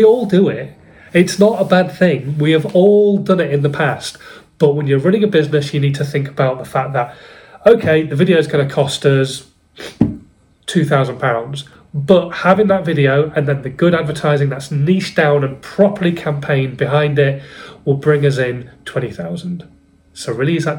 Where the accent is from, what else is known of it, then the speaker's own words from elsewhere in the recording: Hull, Yorkshire and the Humber, United Kingdom; I'm from Hull